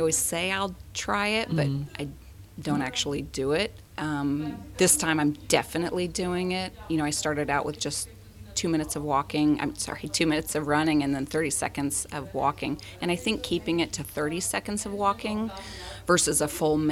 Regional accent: Southern California, United States; also born or lived in Washington DC; now in San Diego, United States; I was from Southern California originally

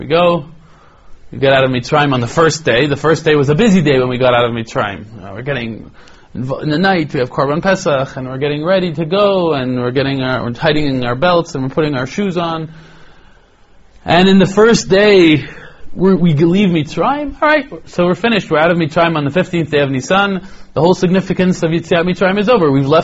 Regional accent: Toronto, Ontario, Canada; now in Israel; when I was growing up in Toronto

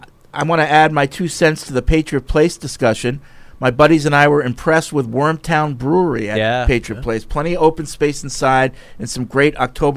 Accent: Canada; as a Canadian, I can confirm number 4 Bobby Orr is revered as an all-time great Canadian hockey player.

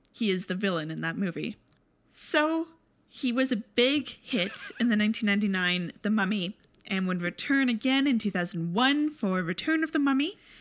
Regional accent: Canada; as Canadians

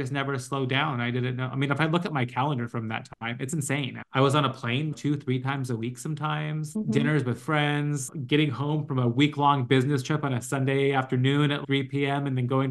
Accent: Los Angeles, California, United States; moved away as an adult; also born or lived in New York; We're both from LA and we wanted to move back.

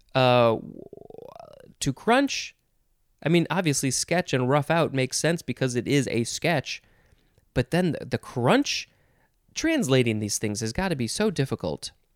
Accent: United States; an American person

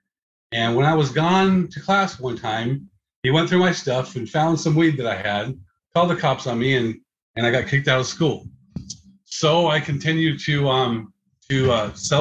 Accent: Phoenix, Arizona, United States; I'm born and raised in Phoenix

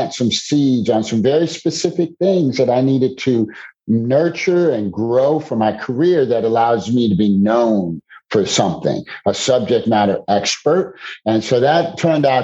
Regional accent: Chicago, Illinois, United States; So I'm originally from Chicago. Born and raised in the Chicagoland area, spent most of my days in Chicago

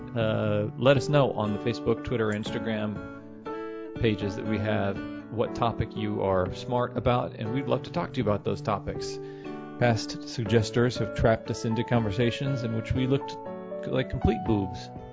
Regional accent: Kansas City, United States; I'm from Kansas City

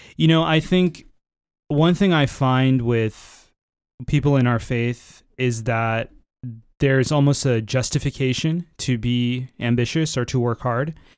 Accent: Florida, United States; moved away; also born or lived in San Francisco, United States / Northern California, United States; I was born in Florida, but then I found my way to San Francisco, where I had the majority of my career so far

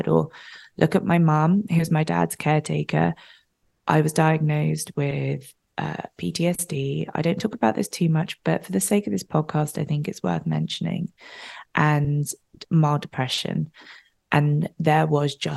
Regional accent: United Kingdom; now in Los Angeles, United States; I live in LA. I'm obviously British. So my dad was back in London

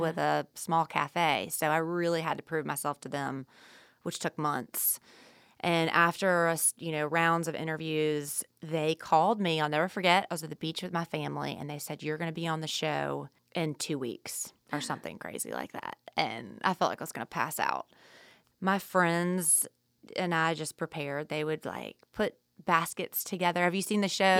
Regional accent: the South, United States; we grew up in the South

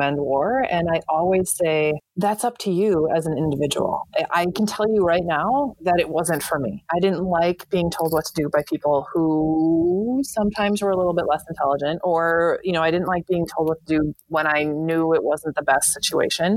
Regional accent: United States; also born or lived in Madison / Fargo / England; I moved back to my hometown 2 hours north

